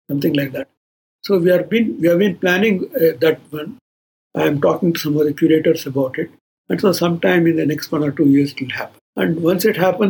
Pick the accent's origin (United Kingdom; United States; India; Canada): India; Bangalore, Karnataka; moved away as an adult; also born or lived in Mysore / Chennai; I am from Bangalore, Karnataka, Kannada-speaking Brahmin.